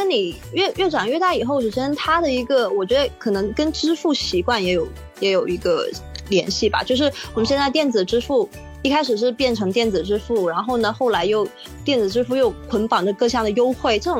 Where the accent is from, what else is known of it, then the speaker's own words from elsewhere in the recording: Guangzhou, Guangdong, China; 对，在广州的七十一比我老一岁啊，呃，所以其实可以说，他这个这个七十一，它是伴随我整个成长